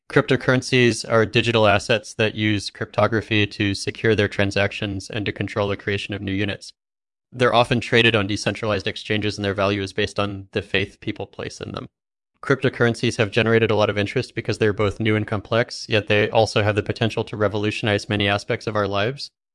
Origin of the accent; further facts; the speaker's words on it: England, United Kingdom; I grew up in England and studied computer science at Cambridge University